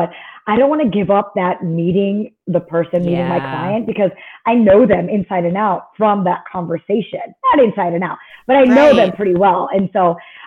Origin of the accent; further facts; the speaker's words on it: Maryland, United States; also born or lived in Fort Lauderdale / Chicago; now in Dallas, United States; I grew up in Maryland. I lived in Fort Lauderdale for a few years. I moved to Chicago after I met my husband. Now I'm in Dallas.